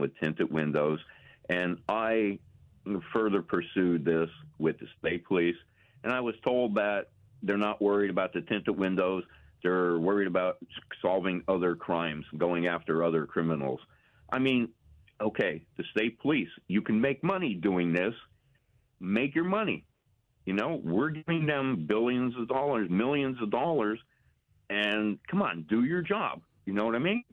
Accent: Wilkes-Barre, Pennsylvania, United States; I'm from Wilkes-Barre generally

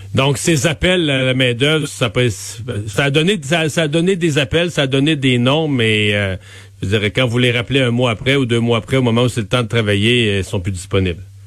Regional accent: Bas-Saint-Laurent, Quebec, Canada; je vous amène dans mon coin de pays, dans le bas du fleuve

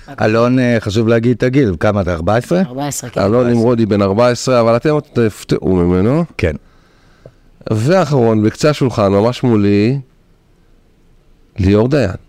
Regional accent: Israel; כשאני הייתי בכיתה א', אמ, היה, לי, היה לי חבר, הייתי ב, גדלתי בקיבוץ, במקרה הוא גם היה המזרחי היחיד בקיבוץ

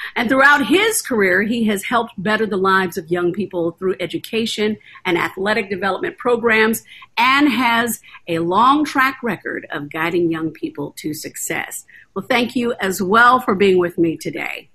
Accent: the South, United States; moved away; We're from the South

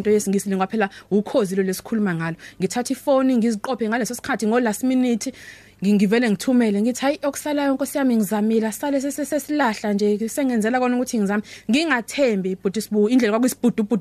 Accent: South Coast, KwaZulu-Natal, South Africa; also born or lived in Durban; ikakhulukazi la ngiphuma khona kwanyuswa iSouth Coast

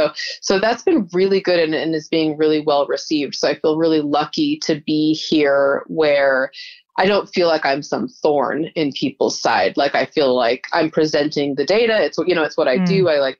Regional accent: Utah, United States; Yeah, so we came from Utah, which is a pretty conservative state, because there's a religious majority of Mormons, and they tend to be just, I mean, I grew up in the Mormon church

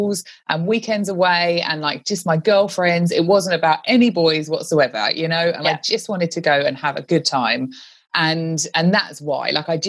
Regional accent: London, United Kingdom; also born or lived in Australia; I'm from London originally, and I had moved back from Australia a few months before.

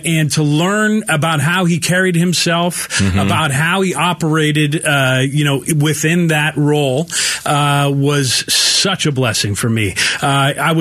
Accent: Bay Area, California, United States; moved away; I have a lot of friends that I grew up with back in the Bay Area

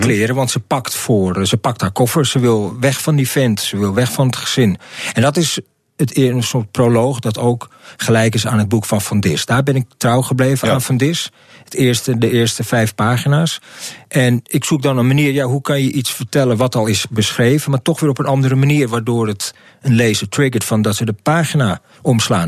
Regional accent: Amsterdam, North Holland, Netherlands; Ik, ik kom hier uit Amsterdam-Zuid. Gewoon hier een eh, steen op afstand ben ik hier eh, opgegroeid

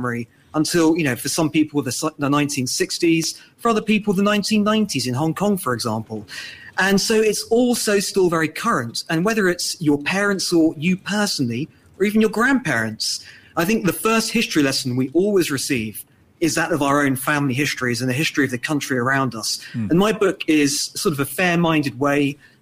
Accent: London, United Kingdom; I'm certainly very pleased to be British, as your listeners can tell from my accent, growing up in London

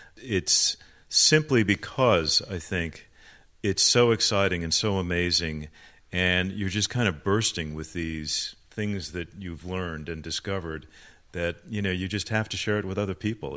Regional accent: Phoenix, Arizona, United States; also born or lived in Chicago, Illinois; I was born in Chicago, but when I was uh, seven years old, my family moved to Phoenix, Arizona

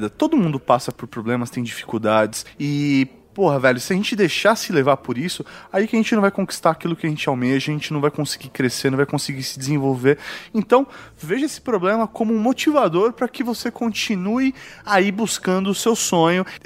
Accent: Minas Gerais, Brazil; Sou de uma cidade do interior de Minas Gerais que não é tão interior assim ficam 70 quilômetros de BH

